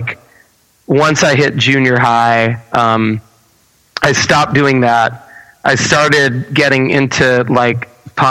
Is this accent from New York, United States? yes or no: yes; Baldwin, New York, United States; I'm born and raised in Baldwin, New York